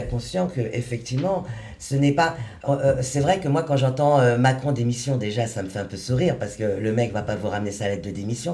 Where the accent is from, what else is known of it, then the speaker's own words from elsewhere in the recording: Paris, Île-de-France, France; je suis de Paris, 75